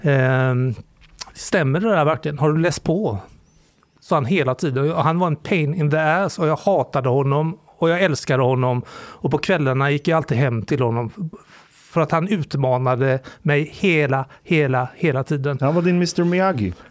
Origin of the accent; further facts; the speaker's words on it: Sweden; Men jag är framförallt kulturellt extremt kristen. Som alla svenskar är